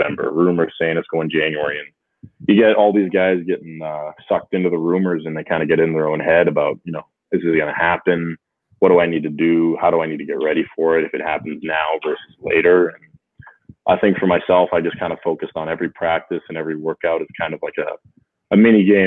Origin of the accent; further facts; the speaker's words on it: Charlotte, North Carolina, United States; back in Charlotte, my hometown